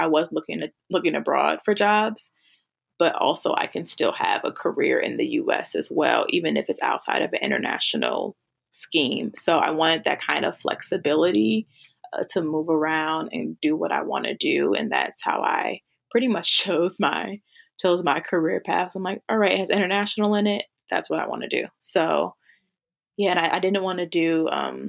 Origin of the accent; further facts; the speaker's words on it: Milwaukee, Wisconsin, United States; also born or lived in Granada, Spain / Logroño, Spain / Berlin, Germany; I grew up in Milwaukee and that's like 600,000.